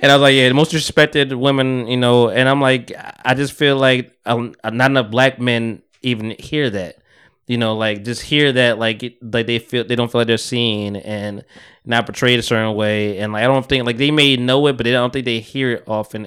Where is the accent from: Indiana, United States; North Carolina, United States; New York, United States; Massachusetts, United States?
New York, United States; I'm from New York. Like, I'm around New York